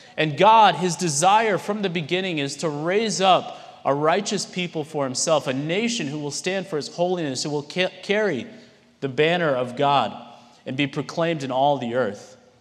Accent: San Antonio, Texas, United States; moved away as an adult; now in Japan; I grew up in San Antonio. This is home to me

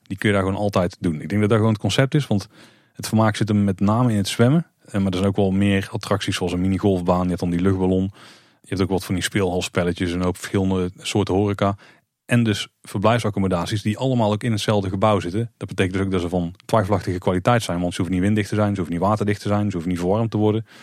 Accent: Netherlands; als Nederlander

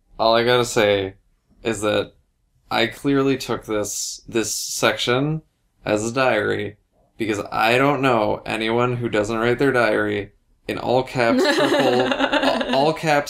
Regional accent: United States; I'm American.

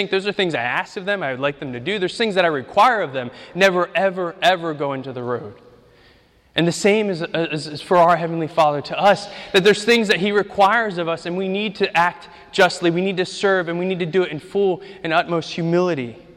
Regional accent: Ukraine; English is a second language; moved away; I grew up in Ukraine. We, we lived, our first house was on a dirt street. At the end of the street was a meat processing factory.

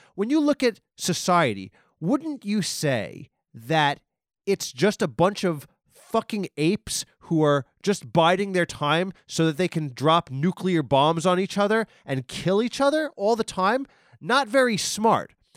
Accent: Nassau County, Long Island, New York, United States; I live in Long Island. I'm from Nassau. I'm from on the border of Nassau and Queens, but my whole life

